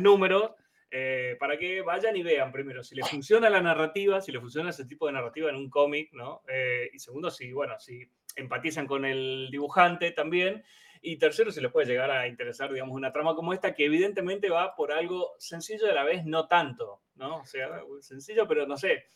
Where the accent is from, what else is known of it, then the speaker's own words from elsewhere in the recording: Chaco, Argentina; also born or lived in Boedo, Buenos Aires; now in Buenos Aires, Argentina; se sabe que soy un chaqueño